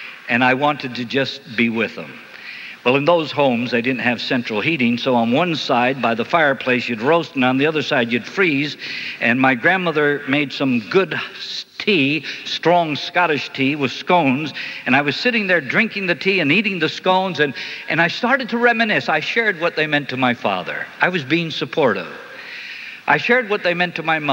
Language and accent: English; New Jersey, United States; I grew up in North Jersey